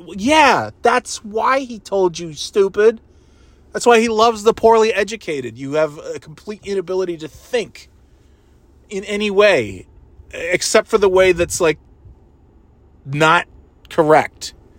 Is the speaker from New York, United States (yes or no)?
yes; New York, United States; I'm from New York